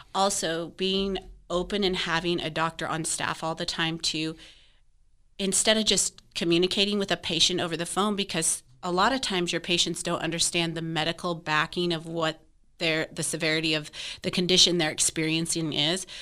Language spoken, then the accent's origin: English; Wyoming, United States; also born or lived in Fort Worth area, Texas; now in Parker County, Texas, United States; I'm originally from Wyoming